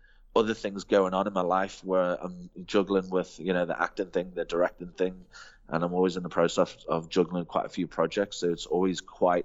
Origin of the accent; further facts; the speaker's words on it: England, United Kingdom; now in South Africa; as an English guy